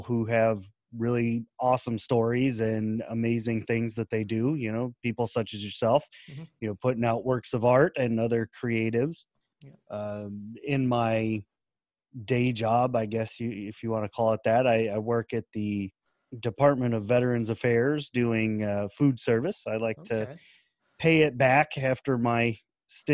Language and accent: English; United States; accent: American; my American accent